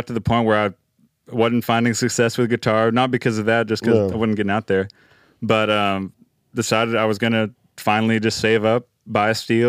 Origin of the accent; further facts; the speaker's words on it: McKinney, Texas, United States; I was up in McKinney, Texas, my hometown.